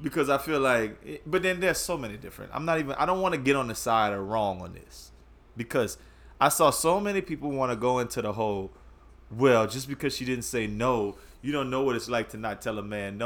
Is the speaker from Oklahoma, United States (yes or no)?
no; Louisiana, United States; we grew up in Louisiana